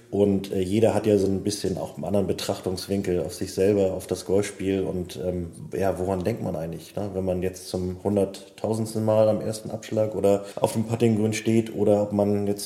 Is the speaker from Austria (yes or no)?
no; Kiel, Schleswig-Holstein, Germany; now in Flensburg, Germany; Ja, ich bin äh, Mitte 30, ähm, gebürtiger Kieler, habe auch bis zum Jahresende in Kiel eigentlich durchgehend immer gelebt. Bin jetzt äh, zu meiner Freundin Fritzi nach Flensburg gezogen